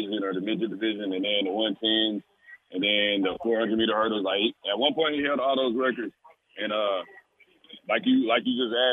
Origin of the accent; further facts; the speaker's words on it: Copperas Cove, Texas, United States; Growing up in Copper's Cove